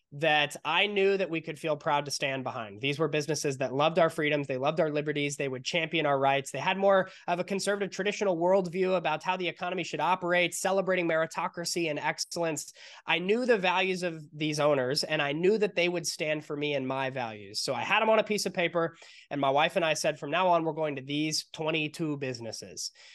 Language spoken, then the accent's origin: English; San Diego, California, United States; we're from San Diego, California